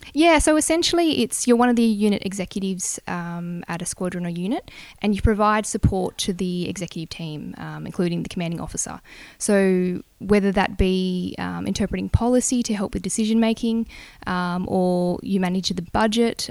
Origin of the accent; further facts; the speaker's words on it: Bungendore, New South Wales, Australia; also born or lived in Canberra; I grew up in Bungendore in New South Wales, so small country town just out of Canberra.